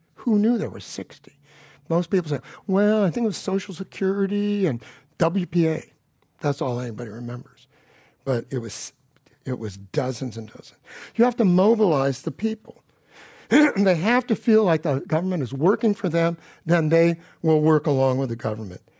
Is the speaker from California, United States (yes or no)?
yes; Palo Alto, California, United States; I grew up in Palo Alto, the gilded ghetto, and nobody I knew went to a private school